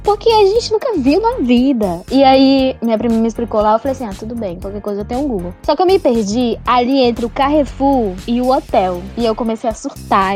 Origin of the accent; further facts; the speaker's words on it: Manaus, Amazonas, Brazil; accent: Manauara; moved away as an adult; also born or lived in São Paulo; sou de Manaus